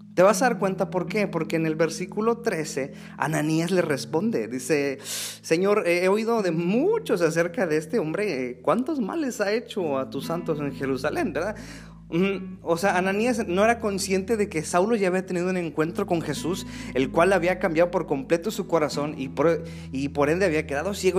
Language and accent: Spanish; Mexico City, Mexico; Yo crecí en la Ciudad de México.